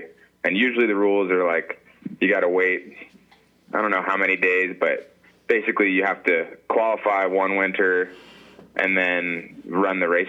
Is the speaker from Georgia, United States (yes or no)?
yes; Atlanta, Georgia, United States; moved away as an adult; now in Alaska, United States; I'm from Atlanta, Georgia, and I've been up in Alaska mushing sled dogs for 5 years